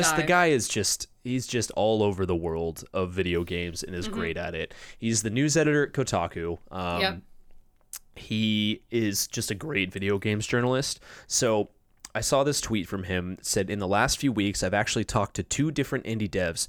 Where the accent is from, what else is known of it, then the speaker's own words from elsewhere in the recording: California, United States; Where I grew up in Orange County, it was like 7%.